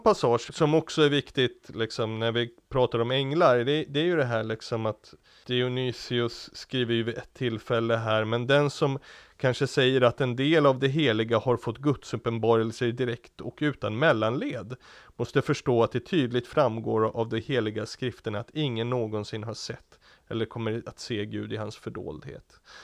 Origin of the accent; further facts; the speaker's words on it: Diocese of Stockholm, Stockholm County, Sweden; hemma i i Stockholms stift och där jag växte upp